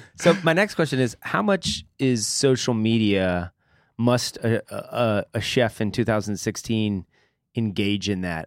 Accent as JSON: {"language": "English", "town": "Atlanta", "region": "Georgia", "country": "United States", "tie": "born or raised there", "moved": "yes", "said": "having grown up in Atlanta, Georgia"}